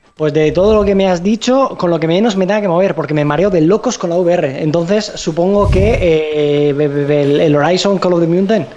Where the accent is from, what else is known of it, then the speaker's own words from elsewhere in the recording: Alicante, Valencian Community, Spain; somos tres chicos de Alicante